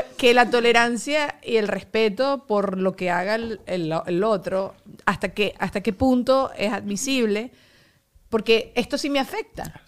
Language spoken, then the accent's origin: Spanish; Mexico; now in Miami, United States; soy mexicano